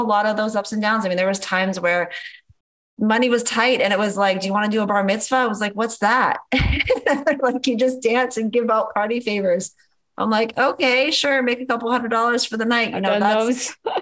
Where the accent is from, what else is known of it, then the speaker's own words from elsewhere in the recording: Canada; moved away as an adult; now in Los Angeles, United States; Because I'm Canadian, I had my O-1 visa, which is a whole nother process just to get the legal right to work as a Canadian in the US